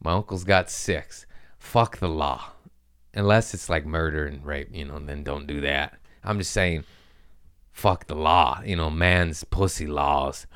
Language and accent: English; United States; I'm American